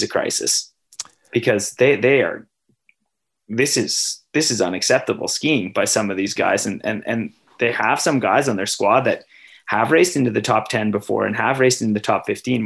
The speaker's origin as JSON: {"language": "English", "country": "Canada", "said": "I'm Canadian"}